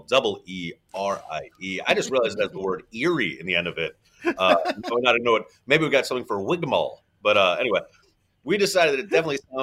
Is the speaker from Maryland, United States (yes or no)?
yes; Baltimore, Maryland, United States; I'm from Baltimore